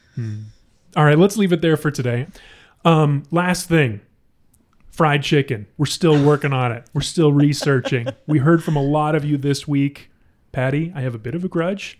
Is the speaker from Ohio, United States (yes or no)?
yes; Ohio, United States; like me